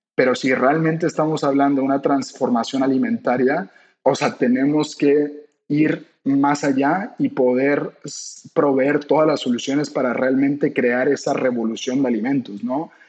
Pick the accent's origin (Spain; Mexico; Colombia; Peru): Mexico; como buenos mexicanos